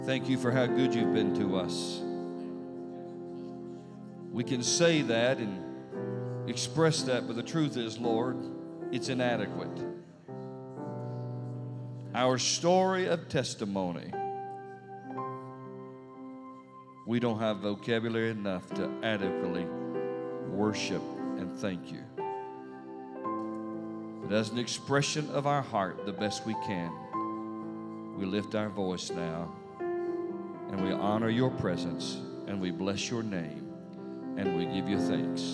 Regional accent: Tennessee, United States; I'm from Tennessee

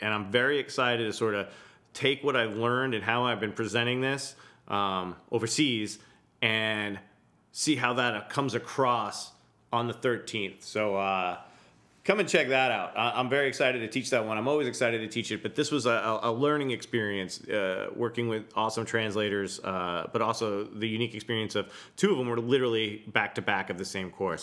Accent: New York, United States; I'm from the New York scene

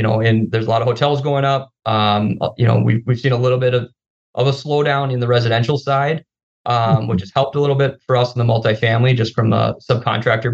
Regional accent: Grand Forks, North Dakota, United States; moved away as an adult; now in Twin Cities, United States; I'm from North Dakota, grew up in Grand Forks, went to school out there as well. Moved here about 12 years ago with my wife

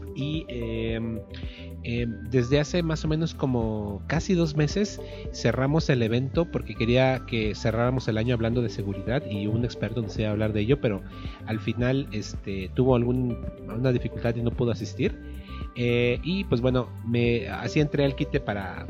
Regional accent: Mexico; Acá en México

